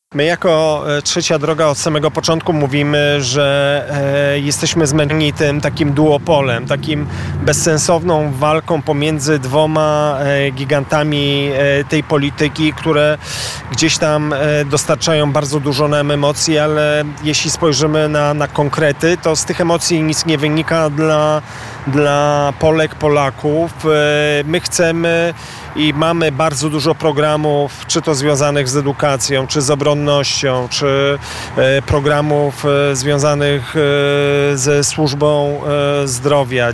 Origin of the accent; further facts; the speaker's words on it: Warsaw, Masovian Voivodeship, Poland; jako warszawiacy nie będziemy musieli się wstydzić, że mieszkamy w europejskim mieście